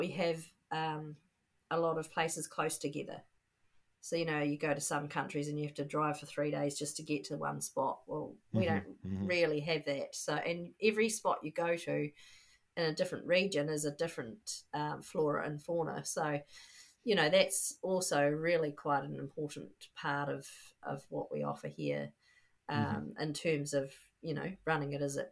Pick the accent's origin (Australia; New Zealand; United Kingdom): New Zealand; being a New Zealander